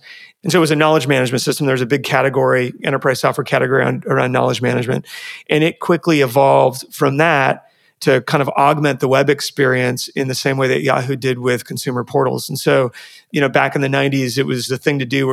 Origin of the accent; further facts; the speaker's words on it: Washington, United States; now in California, United States; I grew up in Washington